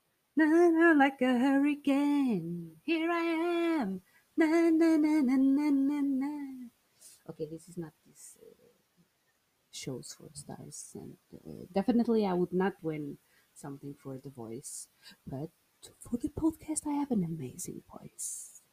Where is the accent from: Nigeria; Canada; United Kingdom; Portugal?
Portugal; English is a second language; I started to realize that I could do it in English, but with the Portuguese style. Using the Portuguese expressions in English